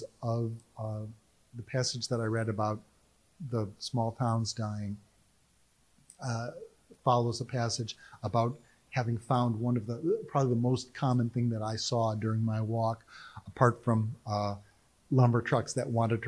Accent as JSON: {"language": "English", "town": "Cleveland", "region": "Ohio", "country": "United States", "tie": "born or raised there", "moved": "yes", "lives_now": "Raleigh, United States", "said": "I grew up in Cleveland"}